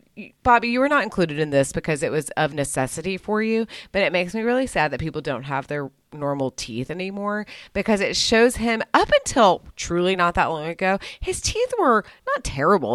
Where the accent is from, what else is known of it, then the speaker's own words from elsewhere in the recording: United States; I'm an American